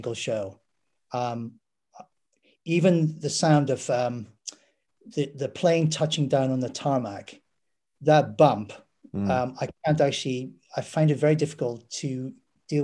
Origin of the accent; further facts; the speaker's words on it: Derry, Northern Ireland, United Kingdom; growing up in Derry / Londonderry